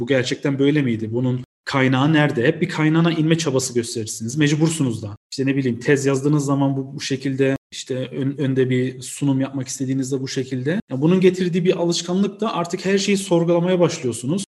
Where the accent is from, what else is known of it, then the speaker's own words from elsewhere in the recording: Cologne, North Rhine-Westphalia, Germany; accent: Aegean dialect; also born or lived in Münster / Osnabrück; 1987 Köln doğumluyum. Lise eğitimimi orada bitirdikten sonra